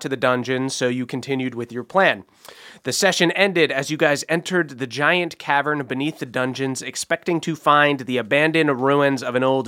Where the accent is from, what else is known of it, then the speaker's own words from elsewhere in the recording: New Jersey, United States; accent: New Jersey; my New Jersey accent